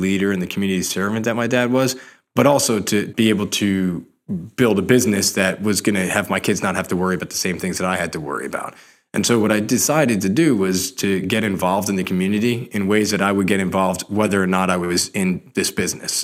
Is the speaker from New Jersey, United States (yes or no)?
yes; Rumson, New Jersey, United States; I grew up in Monmouth County, New Jersey